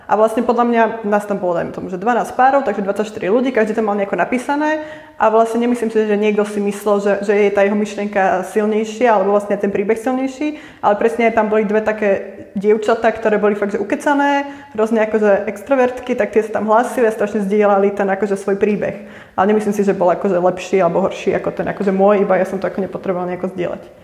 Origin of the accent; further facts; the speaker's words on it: Prievidza, Trenčín Region, Slovakia; moved away as an adult; also born or lived in Bratislava; now in Prague, Czech Republic; u nás v Prievidzi